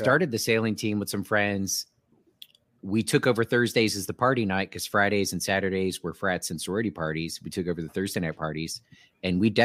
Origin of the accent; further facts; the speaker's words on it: United States; I'm from America